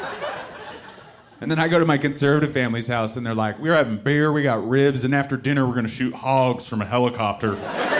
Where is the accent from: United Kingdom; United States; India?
United States; Seattle, Washington; I'm from Seattle, but I married into a very conservative family